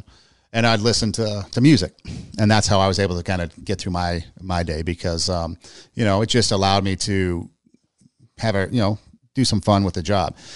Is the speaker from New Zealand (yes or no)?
no; Los Angeles, California, United States; also born or lived in Iowa / Nebraska; I grew up in California, I grew up in L